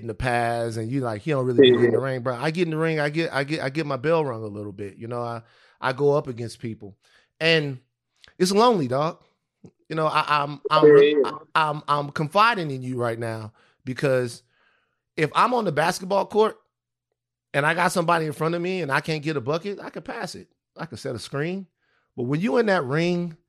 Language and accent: English; Baton Rouge, Louisiana, United States; I'm from Baton Rouge